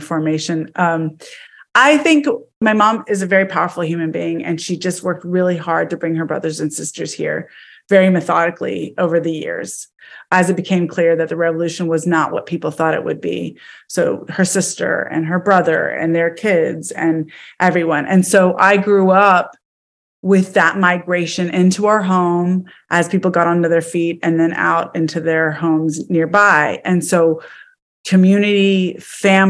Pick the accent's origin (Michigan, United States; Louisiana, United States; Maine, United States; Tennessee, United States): Tennessee, United States; Nashville; moved away as an adult; also born or lived in Atlanta / Washington, D.C. / Barcelona / London; I was born and raised in Nashville.